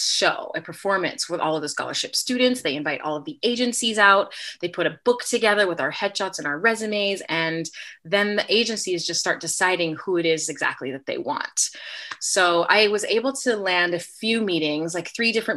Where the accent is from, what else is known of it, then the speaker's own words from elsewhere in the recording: San Diego, California, United States; also born or lived in upstate New York; I am originally from San Diego, California